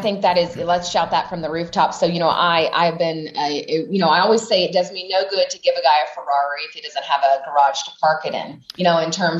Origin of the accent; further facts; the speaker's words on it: Knoxville, Tennessee, United States; I grew up in Knoxville, Tennessee